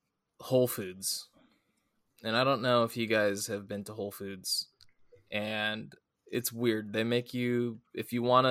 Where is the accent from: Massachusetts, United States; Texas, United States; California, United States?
California, United States; We're Californian.